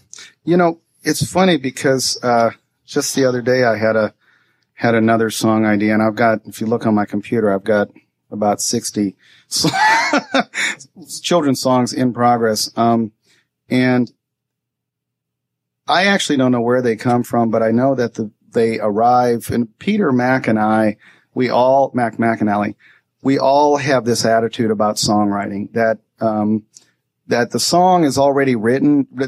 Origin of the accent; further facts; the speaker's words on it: India; Well, we grew up in India, and but really, some of the music was the same